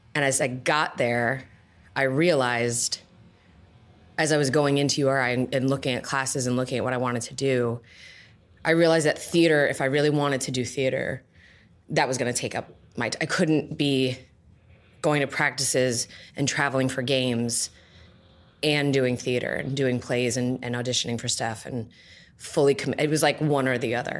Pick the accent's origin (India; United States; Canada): United States; Johnston, Rhode Island; moved away; also born or lived in Providence, Rhode Island / East Providence, Rhode Island; I was born in Providence. I lived in East Providence. I went to high school in Johnston.